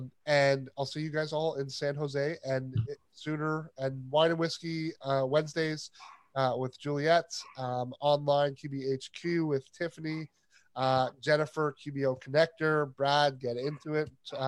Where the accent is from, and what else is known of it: Canada